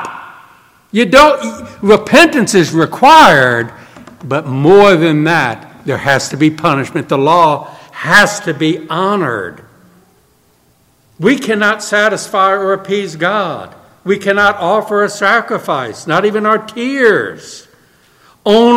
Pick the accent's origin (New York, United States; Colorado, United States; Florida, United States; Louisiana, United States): Louisiana, United States; New Orleans; moved away; I'm from New Orleans